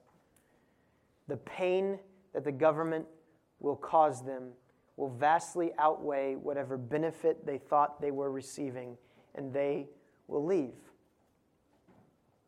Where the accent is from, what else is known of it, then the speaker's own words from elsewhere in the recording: United States; as an American